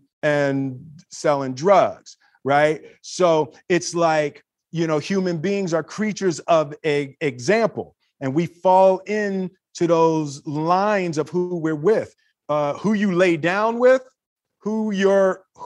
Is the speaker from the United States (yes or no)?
yes; Philadelphia, Pennsylvania, United States; growing up in Philly